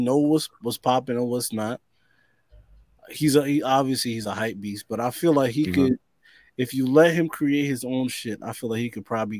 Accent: New York, United States; I'm from New York

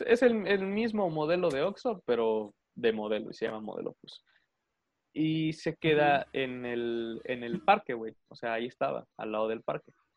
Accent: Arriaga, Chiapas, Mexico; mi ciudad o que pasa en mi ciudad y me da muchísima pena decir, verga, yo soy de ahí

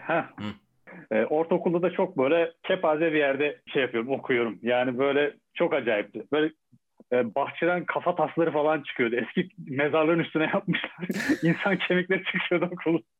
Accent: Eskişehir, Turkey; Ben de Eskişehir'liyim

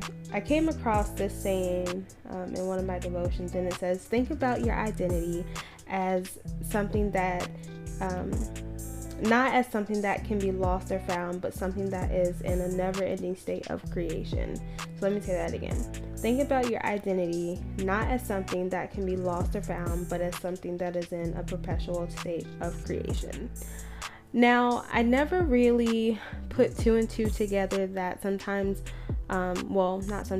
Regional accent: Maryland, Virginia, DMV area, United States; moved away; I'm known to be from Maryland, Virginia, the DMV area

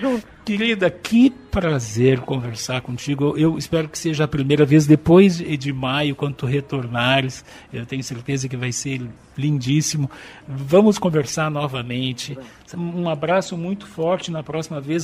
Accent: Brazil; Nós somos nós brasileiros aqui

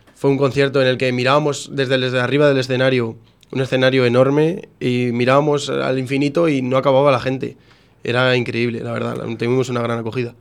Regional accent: Coca, Castile and León, Spain; moved away as an adult; now in Valencia, Spain; todos hemos salido de Coca, todos somos de Coca

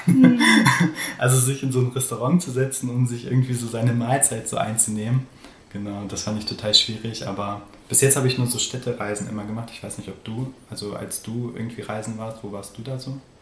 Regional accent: Göttingen, Lower Saxony, Germany; moved away as an adult; also born or lived in Hildesheim / Hannover / Bielefeld; now in Dortmund, Germany; ich bin halt in Göttingen aufgewachsen, da in unterschiedlichen Dörfern

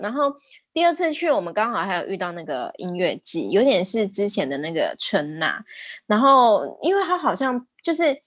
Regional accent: Taiwan; 我们台湾人也很可怜

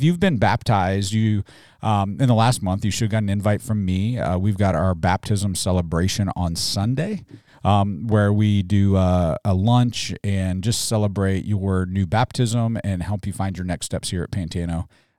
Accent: Mobile, Alabama, United States; I communicate for a living. I'm from Mobile, Alabama.

